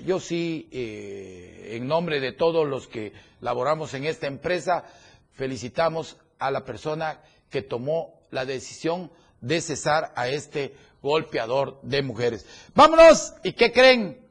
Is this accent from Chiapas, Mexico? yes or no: yes; Tuxtla Gutiérrez, Chiapas, Mexico; yo soy de aquí, hombre? Aquí tengo lo que más quiero, mi familia, mis amigos y sobre todo a muchos hermanos que tengo aquí en esta bella capital